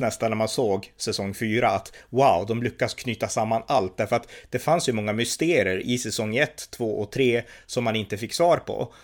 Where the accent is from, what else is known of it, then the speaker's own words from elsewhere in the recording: Sweden; när man satt i Sverige